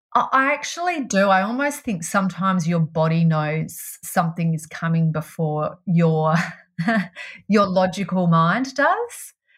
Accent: Melbourne, Victoria, Australia; I grew up in Melbourne

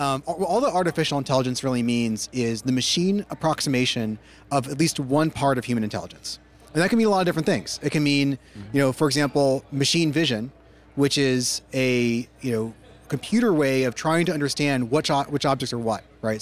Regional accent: Silicon Valley, California, United States; I grew up in Silicon Valley as a coder for most of my life.

